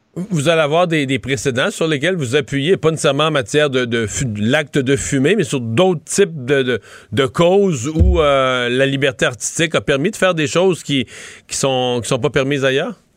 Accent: Rivière-du-Loup, Quebec, Canada; chez, chez, nous, dans ma ville natale, il a fermé, là, à Rivière-du-Loup

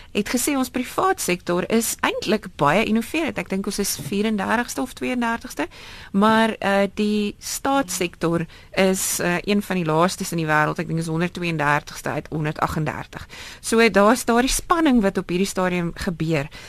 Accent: South Africa; ons as Suid-Afrikaners

